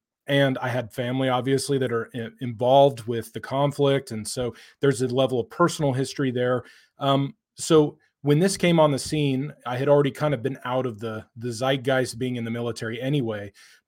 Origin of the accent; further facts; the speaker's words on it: United States; I grew up in America where this issue of the war had really been settled.